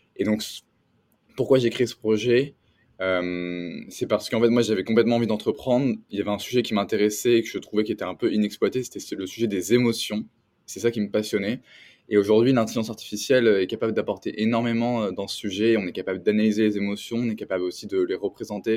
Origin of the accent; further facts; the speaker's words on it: France; moved away as an adult; also born or lived in San Francisco Bay Area; now in San Francisco, United States; je suis un entrepreneur euh, français